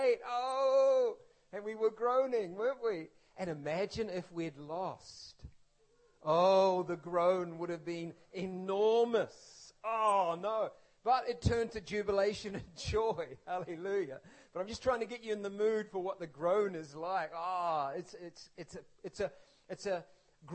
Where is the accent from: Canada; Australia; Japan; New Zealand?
New Zealand; When I was growing up in New Zealand as a boy